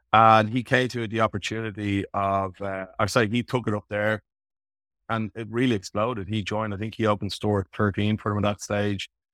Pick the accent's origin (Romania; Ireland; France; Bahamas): Ireland; Dublin, Leinster; also born or lived in Canberra, Australia; I was back in Dublin at my parents' house at the time